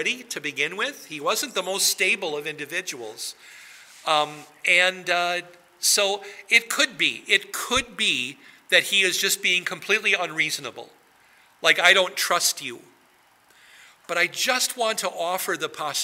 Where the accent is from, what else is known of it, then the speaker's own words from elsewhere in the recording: Wisconsin, United States; now in New Ulm, United States; I grew up in Wisconsin